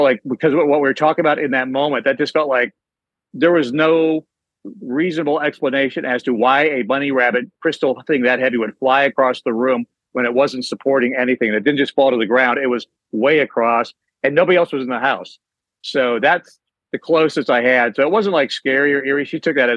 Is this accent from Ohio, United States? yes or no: yes; near Cleveland, Ohio, United States; moved away as an adult; now in Charlotte, United States; I grew up near Cleveland